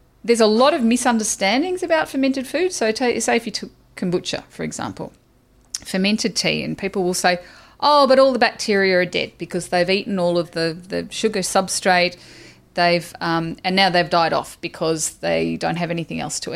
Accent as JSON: {"language": "English", "country": "Australia", "said": "I'm Australian"}